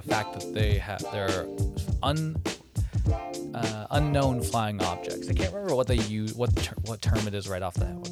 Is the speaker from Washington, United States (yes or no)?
yes; Wenatchee, Washington, United States; Wenatchee, Washington. That's my hometown